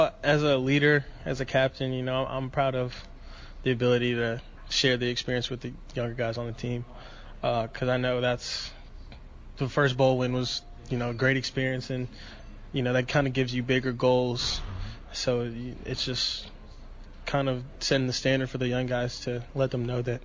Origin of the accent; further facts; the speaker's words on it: Georgia, United States; also born or lived in Bronx, New York; I actually moved like a week after I was born, and then I went back there when I was around like 5 years old, and then I've been in Georgia ever since